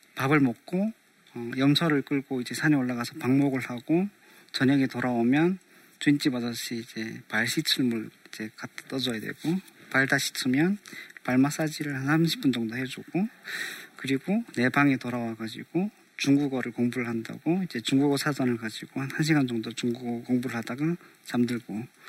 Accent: North Korea; now in South Korea; 북조선에서 왔다는

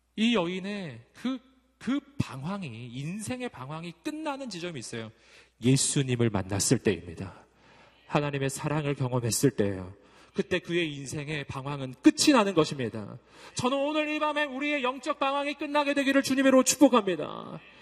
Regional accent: Daegu, South Korea; moved away as an adult; 전 대구가 고향이고 거기서 꽤 오래 살았었어요

